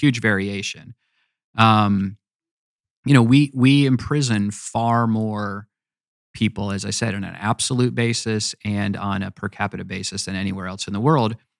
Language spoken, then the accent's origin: English; United States; also born or lived in Virginia; I love being an American